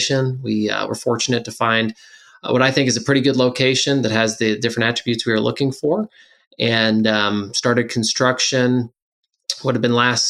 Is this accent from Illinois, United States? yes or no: yes; Mattoon, Illinois, United States; born and raised in Mattoon, Illinois. Went to high school here